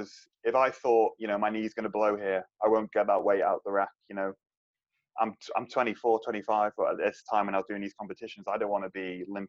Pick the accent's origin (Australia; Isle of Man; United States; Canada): Isle of Man